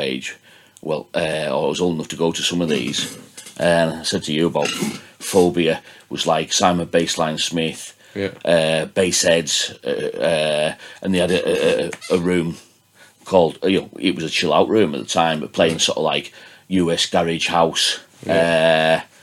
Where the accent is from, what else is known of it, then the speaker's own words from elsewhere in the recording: Gosforth, North West England, United Kingdom; also born or lived in Whitehaven; My mum and dad are from Leeds, but I was born in Whitehaven and I'm from Gosforth originally